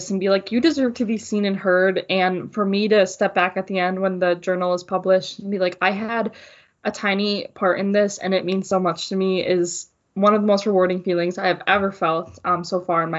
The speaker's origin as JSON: {"language": "English", "town": "Wausau", "region": "Wisconsin", "country": "United States", "tie": "born or raised there", "moved": "as an adult", "lives_now": "Green Bay, United States", "said": "I was at a community college in my hometown"}